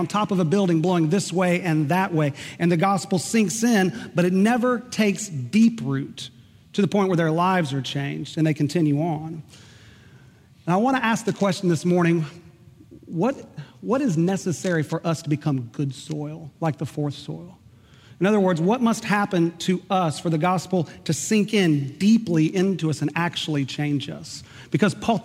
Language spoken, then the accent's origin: English; Oklahoma, United States; moved away; I grew up in Oklahoma